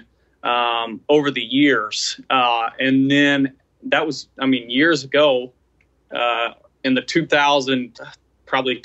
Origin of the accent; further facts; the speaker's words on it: Chesapeake Bay watershed, East Coast, Chesapeake Bay area, United States; moved away; also born or lived in Midwest; I grew up on the East Coast, specifically within the Chesapeake Bay watershed.